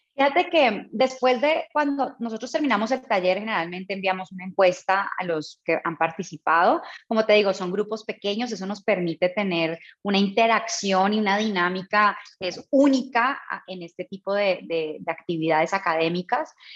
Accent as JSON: {"language": "Spanish", "country": "Colombia", "also_born_or_lived": "Mexico / Bogotá, Colombia", "moved": "as an adult", "said": "Soy colombiana, pero llevo muchos años fuera de mi país, orgullosamente latina"}